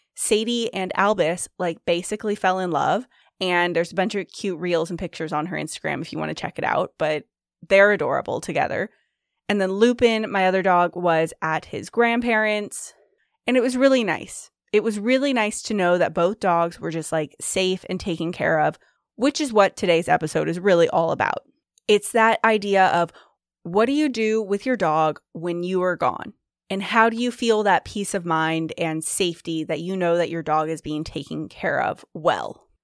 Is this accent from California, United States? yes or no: yes; Sacramento, California, United States; now in Seattle, United States; I'm from Sacramento, but live in Seattle right now.